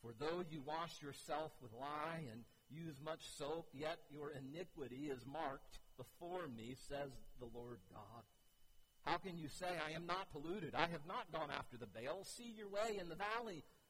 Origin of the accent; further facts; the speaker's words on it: United States; I grew up on Crystal Lake